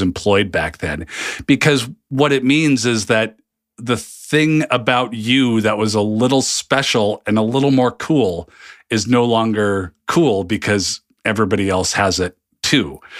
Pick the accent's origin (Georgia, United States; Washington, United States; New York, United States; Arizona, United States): Washington, United States; Seattle; moved away as an adult; also born or lived in New Jersey; I'm from the complete opposite coast